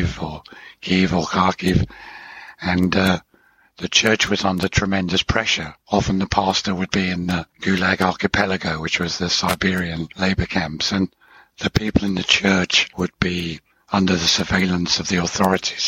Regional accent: Hemel Hempstead, East of England, United Kingdom; moved away as an adult; also born or lived in Switzerland; I grew up in Hemel Hempstead, which ends Watford, which was the town my father was in.

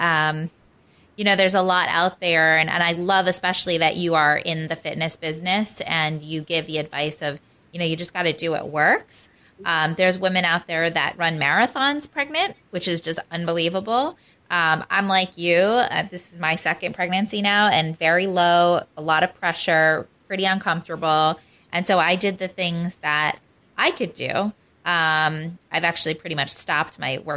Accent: New York, United States; I'm a New Yorker

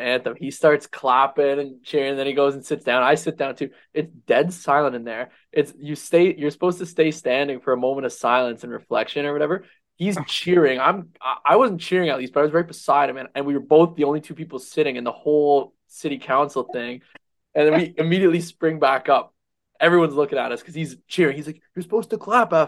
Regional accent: Toronto, Ontario, Canada; now in Niagara, Canada; my hometown from back in Toronto

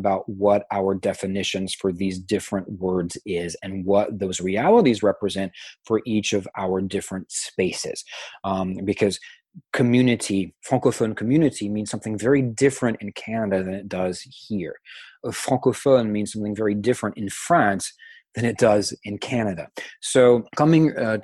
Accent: Louisiana, United States; I'm from Louisiana

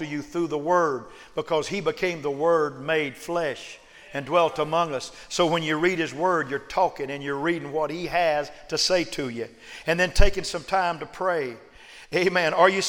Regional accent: United States; I'm an American

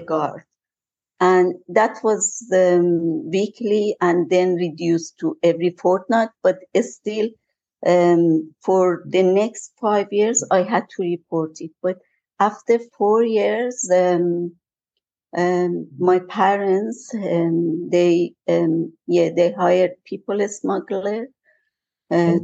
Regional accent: Iran; English is a second language; moved away as an adult; now in Australia; I came here mature age, so that's why yeah. still I kept my accent.

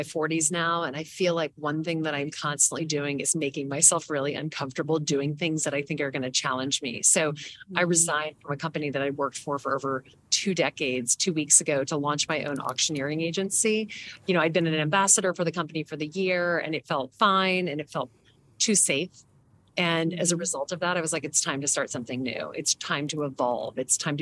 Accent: the South, United States; now in New York, United States; I grew up in the South

